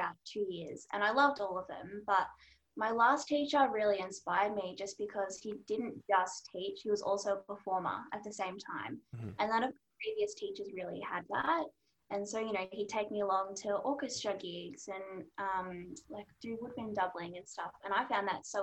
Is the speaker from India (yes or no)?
no; Melbourne, Victoria, Australia; I am a clarinetist from Melbourne